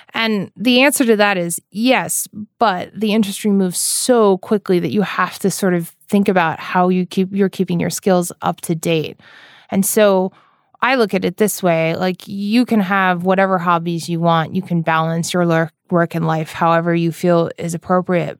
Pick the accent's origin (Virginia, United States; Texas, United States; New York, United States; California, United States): New York, United States; especially in the East Coast, which is where I'm from, I'm from New York.